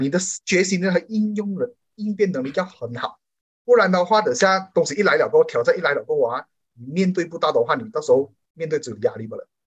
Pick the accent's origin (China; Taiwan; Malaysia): Malaysia; 我们马来西亚人民